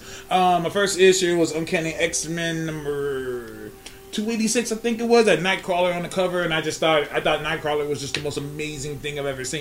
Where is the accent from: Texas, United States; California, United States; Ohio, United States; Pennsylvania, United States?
California, United States; North Highlands; also born or lived in Birmingham, Alabama; I'm from North Highlands, 916 area